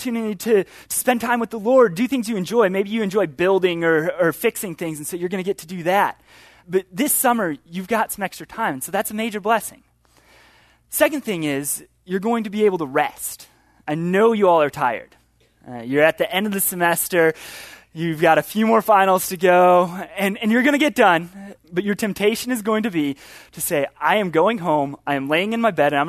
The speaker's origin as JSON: {"language": "English", "town": "Chicago", "region": "Illinois", "country": "United States", "moved": "yes", "said": "I'm from Chicago"}